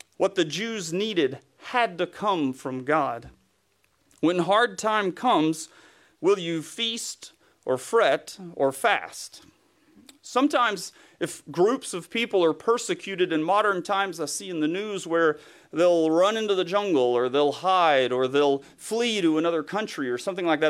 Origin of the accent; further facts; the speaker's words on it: East Tennessee, United States; accent: Southern; moved away; was born and raised in East Tennessee, close to the Smoky Mountains